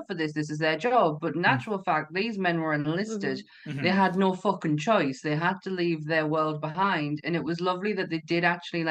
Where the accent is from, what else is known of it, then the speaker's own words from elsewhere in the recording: England, United Kingdom; Because we're English